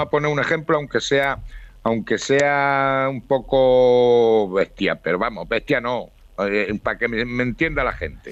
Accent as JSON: {"language": "Spanish", "country": "Spain", "said": "Soy español"}